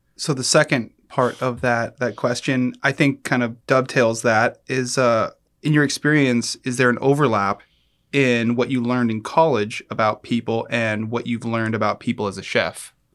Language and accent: English; United States; I grew up with here in the United States